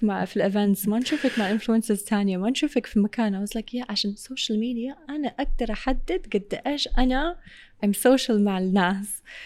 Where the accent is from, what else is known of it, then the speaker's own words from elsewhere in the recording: Saudi Arabia; Arabic is a second language; also born or lived in England; بعد ان امي وابوي اتطلقوا وابوي اخذني السعوديه جيت على السعوديه وقتها ما كنت اتكلم عربي ابدا ابدا